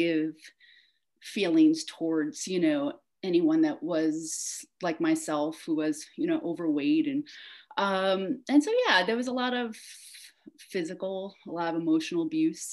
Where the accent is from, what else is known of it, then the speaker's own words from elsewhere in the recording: New York, United States; also born or lived in Queens, New York; now in Asheville, United States; living and growing up in New York